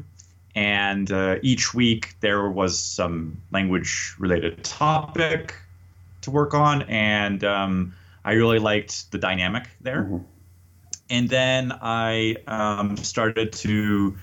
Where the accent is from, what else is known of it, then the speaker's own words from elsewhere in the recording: United States; moved away as an adult; also born or lived in Paris, France; now in Mexico City, Mexico; I'm an American English teacher and language coach